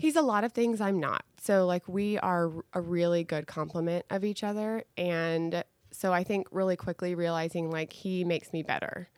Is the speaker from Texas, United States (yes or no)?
yes; Dallas, Texas, United States; I am a Dallas native, grew up in this great city